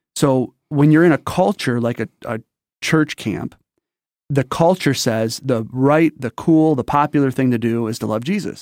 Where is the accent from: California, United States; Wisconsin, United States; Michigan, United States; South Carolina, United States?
Michigan, United States; St. Clair Shores; also born or lived in Detroit, Michigan; I'm raised in a little town called Saint Clair Shores